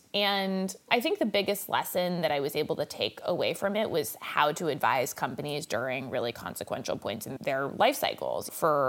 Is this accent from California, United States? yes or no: yes; Los Angeles, California, United States; I am actually born and raised in California, in Los Angeles. My mother still lives at the same house I was brought back to when I was born, deep roots in LA.